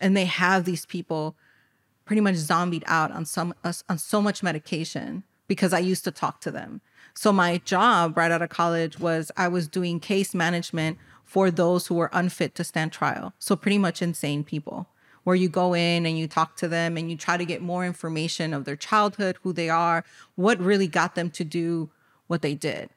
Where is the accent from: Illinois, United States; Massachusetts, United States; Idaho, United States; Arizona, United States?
Illinois, United States; Cicero; born and raised in Chicago, I was born in an underserved community, Cicero